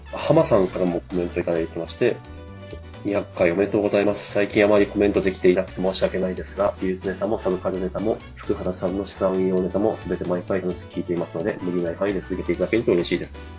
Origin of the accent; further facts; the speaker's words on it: Tohoku, Japan; moved away; 東北出身者